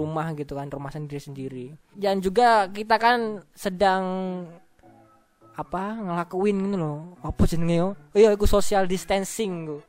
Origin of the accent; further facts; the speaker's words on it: Banyuwangi, East Java, Indonesia; also born or lived in Situbondo / Jember; ya, aku asalnya itu dari situ Bondo ya, lahirnya di situ Bondo, besarnya di Banyuwangi. Hmm. Terus sempat sekolah bolak-balik ya, Banyuwangi, situ Bondo, Banyuwangi, Situbondo, habis itu ke Jember.